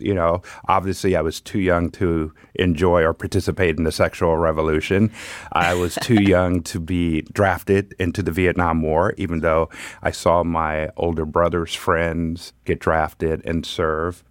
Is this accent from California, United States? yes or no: yes; Pomona, California, United States; also born or lived in Los Angeles; Grew up in Pomona.